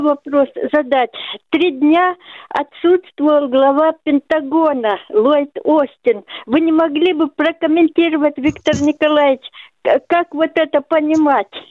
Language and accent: Russian; Russia; у нас в России